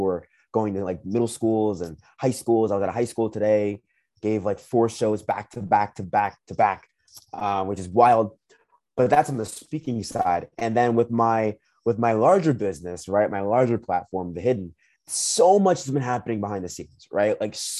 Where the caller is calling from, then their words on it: Minnesota, United States; And right now, currently, I'm calling you from Minnesota.